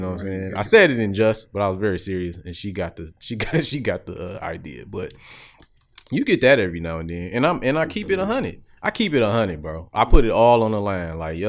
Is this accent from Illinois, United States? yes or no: yes; Chicago, Illinois, United States; Like, I'm from Chicago.